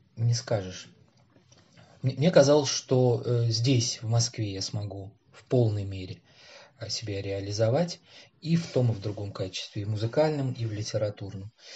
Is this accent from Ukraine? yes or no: no; Tashkent, Uzbekistan; moved away as an adult; now in Moscow, Russia; я родился в Ташкенте